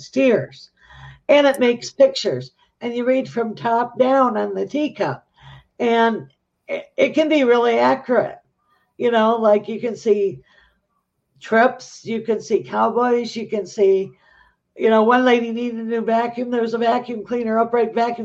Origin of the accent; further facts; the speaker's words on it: Michigan, United States; we're from Michigan